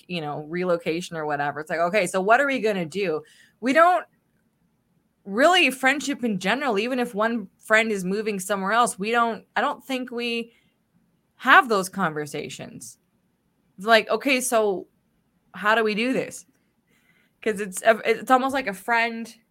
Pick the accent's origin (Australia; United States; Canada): Canada; as a Canadian